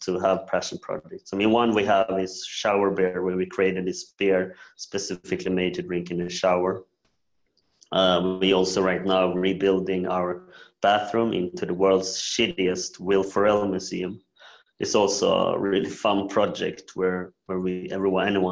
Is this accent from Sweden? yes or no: yes; Sweden; also born or lived in South Korea; I'm adopted from South Korea when I was 1.5 years old to Sweden